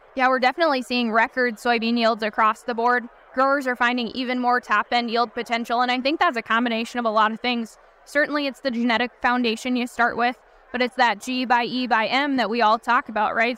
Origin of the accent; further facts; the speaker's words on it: Wisconsin, United States; I come from Wisconsin